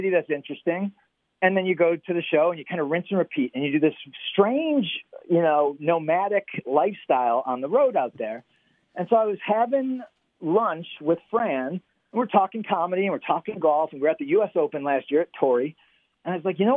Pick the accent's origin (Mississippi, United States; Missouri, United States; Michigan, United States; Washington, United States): Michigan, United States; Detroit; I grew up in the Detroit area